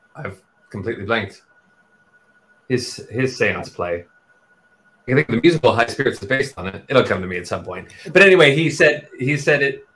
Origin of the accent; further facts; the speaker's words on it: Texas, United States; also born or lived in New York; now in London, United Kingdom; I grew up in Texas and then New York, and that's that's me, that's my voice.